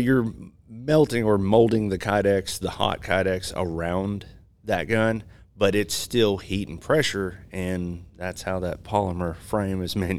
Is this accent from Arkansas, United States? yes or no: yes; Marshall, Arkansas, United States; I'm actually from Northwest Arkansas or North Central Arkansas.